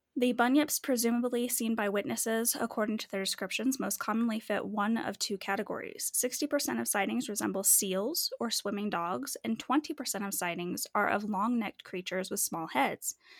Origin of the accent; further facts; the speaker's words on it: Manitou Springs, Colorado, United States; I grew up in Manitou and our school is literally on a mountain